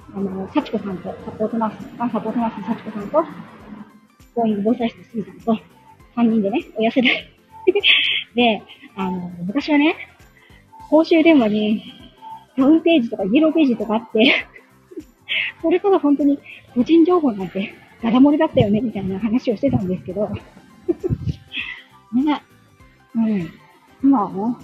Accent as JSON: {"language": "Japanese", "town": "Yokohama", "region": "Kanagawa", "country": "Japan", "tie": "born or raised there", "said": "地元がね、横浜"}